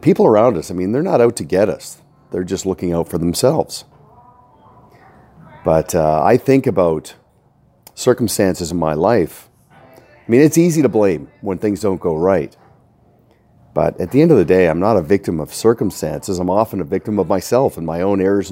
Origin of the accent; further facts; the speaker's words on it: Canada; Feeling right at home as a Canadian